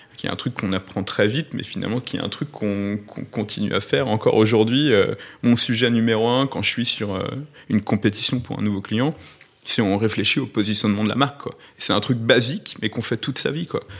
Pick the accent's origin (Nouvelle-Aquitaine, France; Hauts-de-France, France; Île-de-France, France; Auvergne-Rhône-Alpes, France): Auvergne-Rhône-Alpes, France; Lyon; moved away as an adult; now in Paris, France; j'étais de Lyon